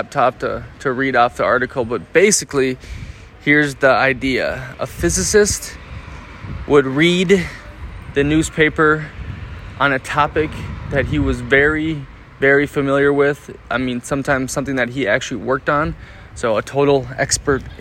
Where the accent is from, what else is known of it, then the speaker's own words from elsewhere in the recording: Minnesota, United States; now in Parma, Italy; my home state, specifically in Minneapolis